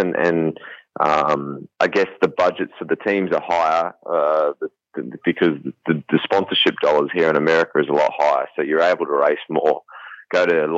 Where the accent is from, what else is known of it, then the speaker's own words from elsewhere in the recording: New Zealand; moved away as an adult; also born or lived in Australia; now in United States; I'm from New Zealand